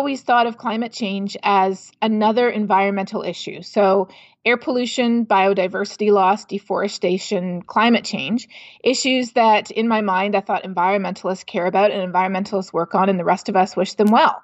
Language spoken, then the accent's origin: English; Canada; my home country of Canada